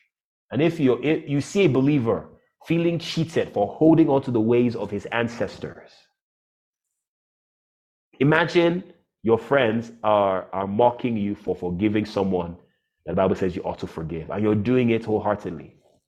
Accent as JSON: {"language": "English", "country": "Nigeria", "tie": "born or raised there", "also_born_or_lived": "United States", "said": "And when I came back, people were shocked that I grew up and I was raised in Nigeria."}